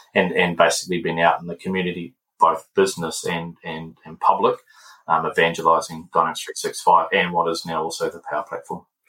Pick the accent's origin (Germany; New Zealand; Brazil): New Zealand; Palmerston North, Manawatū-Whanganui; moved away as an adult; now in Auckland, New Zealand; Palmerston North is my hometown